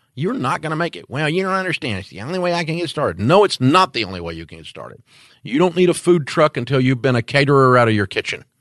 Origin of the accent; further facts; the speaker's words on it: Antioch, Tennessee, United States; I'm from Antioch, Tennessee